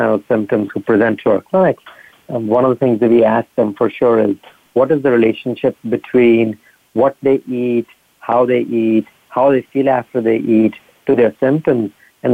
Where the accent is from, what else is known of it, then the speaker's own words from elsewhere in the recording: northern India, India; moved away as an adult; also born or lived in San Diego, United States; now in Rochester, United States; I grew up in India, in northern India, and went to medical school in India